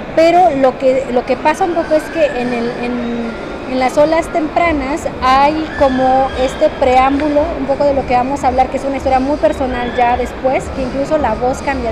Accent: Oaxaca, Mexico; moved away as an adult; also born or lived in Mexico City; me regresé a mi casa, a mi pueblo, soy de Oaxaca.

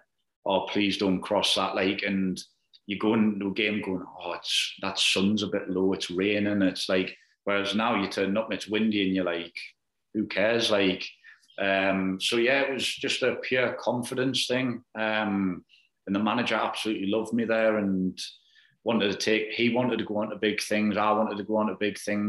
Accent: Newcastle upon Tyne, North East England, United Kingdom; moved away as an adult; also born or lived in Glasgow; growing up in Newcastle

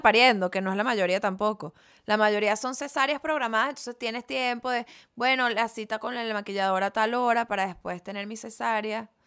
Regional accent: Venezuela; yo soy de Venezuela

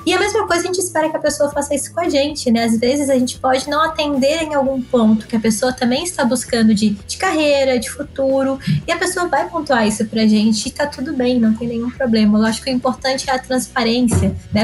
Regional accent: Florianópolis, Santa Catarina, Brazil; sou de Florianópolis, Ilha da Magia.

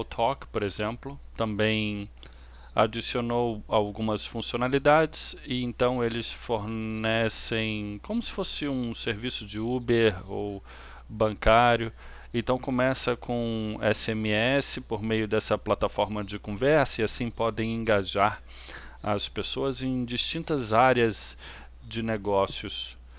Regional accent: Australia; Eu sou australiano e moro em Sydney

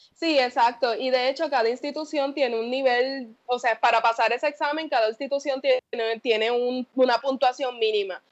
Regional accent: Yauco, Puerto Rico; moved away; also born or lived in Ponce, Puerto Rico / Mayagüez, Puerto Rico; Nací en Ponce, soy de Yauco

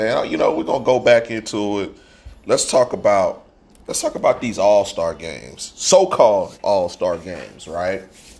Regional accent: Georgia, United States; I grew up in Georgia

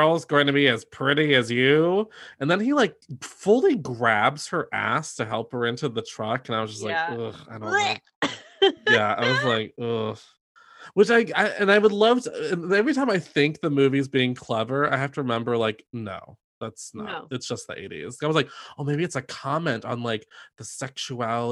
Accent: the South, United States; I grew up in the South around farm shit.

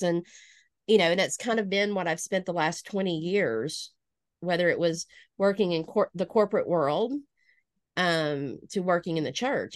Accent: Northwest Alabama, United States; now in Lawton, United States; I am originally from Alabama. You can probably hear that in my voice a little bit. Um, born and raised in Northwest Alabama

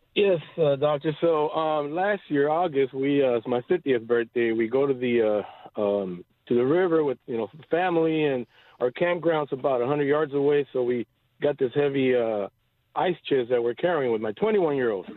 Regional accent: Los Angeles, California, United States; moved away as an adult; now in Bakersfield, United States; I grew up in L.A.

